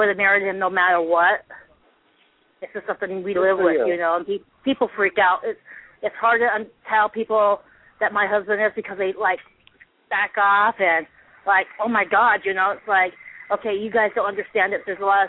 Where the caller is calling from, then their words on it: Reno, Nevada, United States; I'm calling from Reno, Nevada.